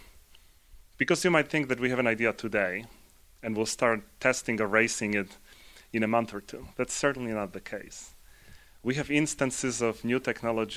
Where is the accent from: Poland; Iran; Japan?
Poland; now in United States; I'm originally from Poland. I live in the U.S. and have lived in the U.S. for a while